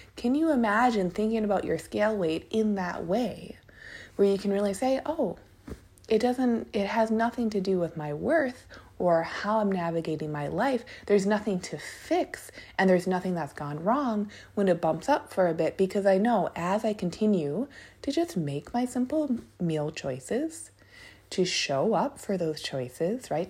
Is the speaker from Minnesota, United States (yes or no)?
yes; Minneapolis, Minnesota, United States; now in Portland, United States; I'm from Minneapolis, a lot of us who live in or grew up around Minneapolis